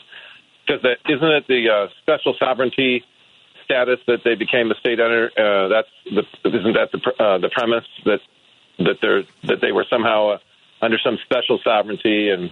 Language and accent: English; Michigan, United States; now in Seattle, United States; growing up in Michigan, being in the Midwest